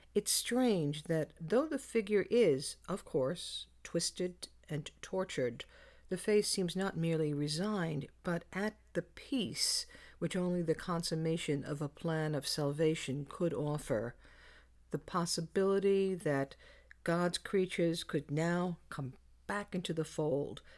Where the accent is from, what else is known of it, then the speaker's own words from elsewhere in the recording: New York City, New York, United States; growing up in the Bronx